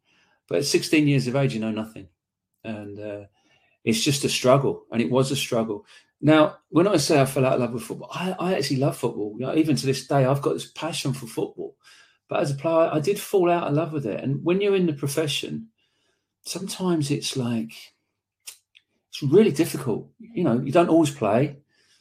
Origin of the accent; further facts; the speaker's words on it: Slough, South East England, United Kingdom; I was born Irish parents in Slough